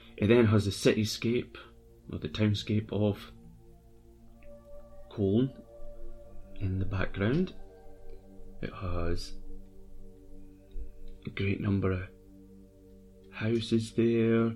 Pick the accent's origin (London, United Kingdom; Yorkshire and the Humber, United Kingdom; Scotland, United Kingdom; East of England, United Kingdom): Scotland, United Kingdom; I'm Scottish.